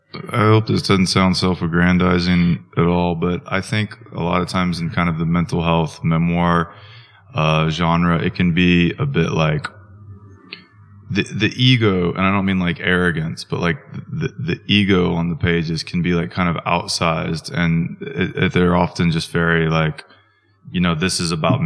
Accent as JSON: {"language": "English", "town": "Wichita", "region": "Kansas", "country": "United States", "tie": "born or raised there", "said": "Wichita, Kansas, which is not a small town. It's not a big city. It's about 350,000 population."}